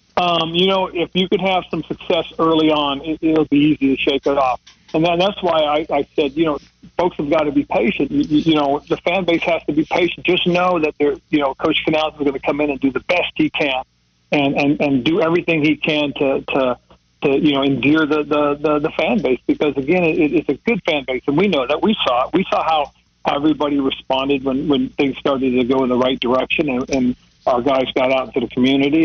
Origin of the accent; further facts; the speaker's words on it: Monterey, California, United States; moved away; Monterey, California, my hometown area